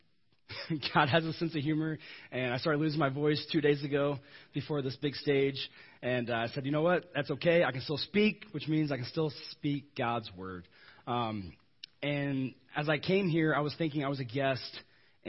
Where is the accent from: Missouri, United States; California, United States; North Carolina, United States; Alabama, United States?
Missouri, United States; I'm from Missouri